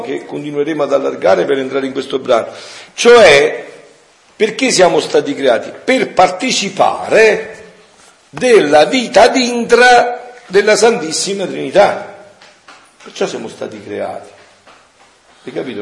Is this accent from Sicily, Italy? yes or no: no; Avellino area, Campania, Italy; moved away; nel mio paese, un paese di montagna dell'Apellinese